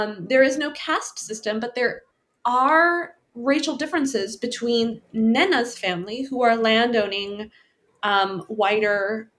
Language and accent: English; Orange County, California, United States; born or raised there